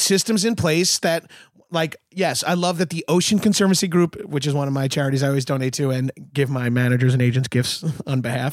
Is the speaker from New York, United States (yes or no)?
yes; New York, United States; now in Los Angeles, United States; I'm from New York